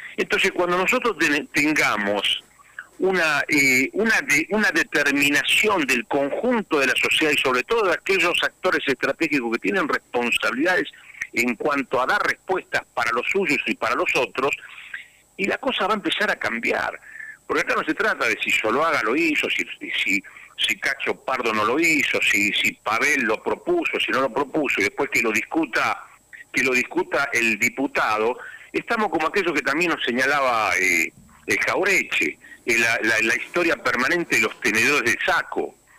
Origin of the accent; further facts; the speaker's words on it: Santa Cruz, Argentina; mis hermanos santacruceños, con los vecinos santacruceños